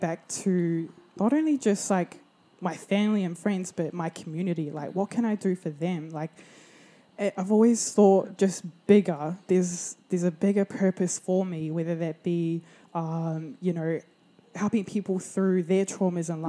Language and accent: English; Porirua, Wellington, New Zealand; also born or lived in Hawke's Bay, New Zealand; now in Brisbane, Australia; I grew up in Porirua, Wellington